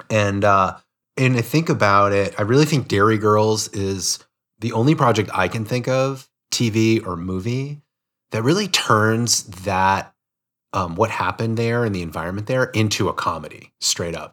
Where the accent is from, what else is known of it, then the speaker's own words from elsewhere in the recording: United States; you and I are both are from America, and, you know, we grew up in American households